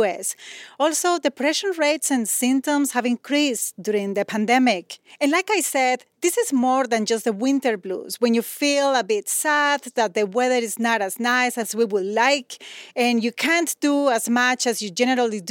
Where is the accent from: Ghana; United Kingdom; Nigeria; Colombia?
Colombia; Medellín, Antioquia; now in Chicago, United States; I'm originally from Medellin, Colombia, where it's super warm all year round.